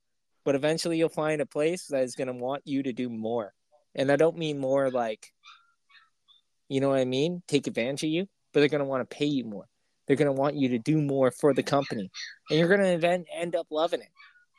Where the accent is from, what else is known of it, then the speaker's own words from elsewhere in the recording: Canada; It's because my internet's slower. I'm Canadian.